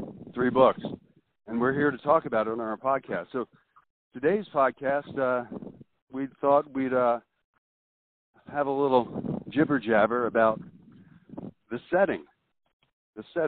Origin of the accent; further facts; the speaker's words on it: Maryland, United States; now in Florida, United States; I grew up in Maryland